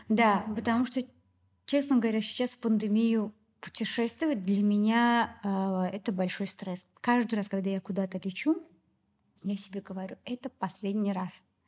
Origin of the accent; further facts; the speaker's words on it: Baku, Azerbaijan; moved away as an adult; also born or lived in Moscow; я в Баку а, под крылышком родителей